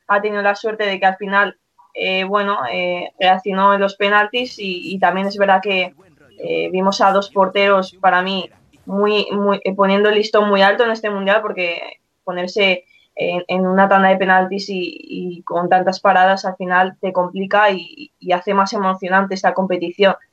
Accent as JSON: {"language": "Spanish", "area": "a village next to Fuentealbilla", "region": "Castilla-La Mancha", "country": "Spain", "said": "mi pueblo exactamente está al lado suyo"}